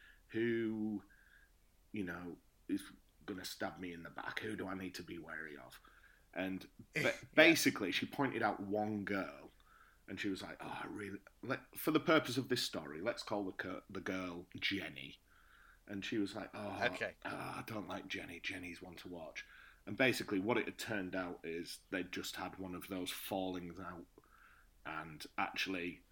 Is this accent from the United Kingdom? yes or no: yes; the north of England, United Kingdom; moved away as an adult; now in Bucharest, Romania; I'm from the north of England.